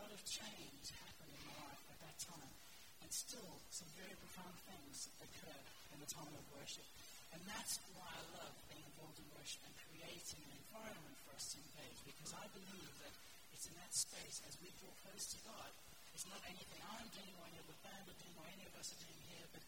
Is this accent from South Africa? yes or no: yes; South Africa; moved away; I grew up in South Africa, which is why I talk from the accent